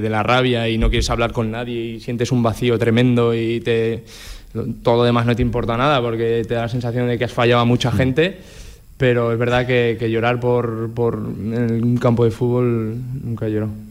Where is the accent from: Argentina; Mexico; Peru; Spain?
Spain; Fuentes de Ebro, Aragon; moved away; mi pueblo